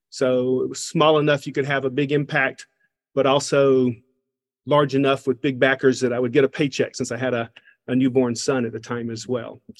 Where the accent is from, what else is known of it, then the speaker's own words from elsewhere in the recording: Covington, Georgia, United States; accent: Southern; So, I am from Covington, Georgia, a small town in um, uh, east of Atlanta, Georgia.